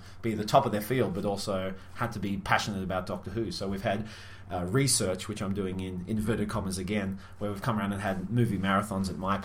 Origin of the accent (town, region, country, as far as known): Australia